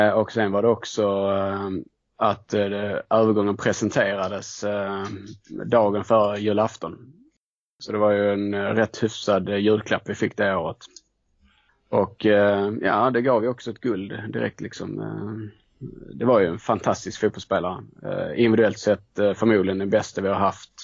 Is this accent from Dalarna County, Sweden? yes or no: no; Skåne, Sweden; jag är ju eh, från Skåne så att det har väl varit ganska naturligt att, eh, att det blev Malmö FF. Eh, bodde ju inte jättenära Malmö i, eh, när jag växte upp